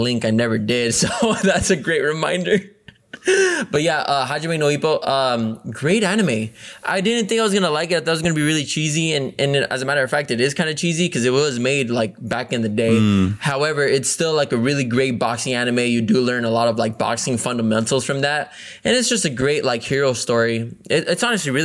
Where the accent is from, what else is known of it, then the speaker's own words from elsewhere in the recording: Mexico; we watched it in Spanish because, you know, we're from Mexico.